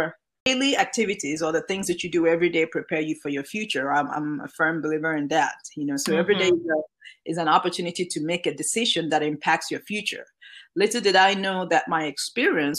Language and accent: English; Nigeria; moved away as an adult; now in United States; Growing up in Nigeria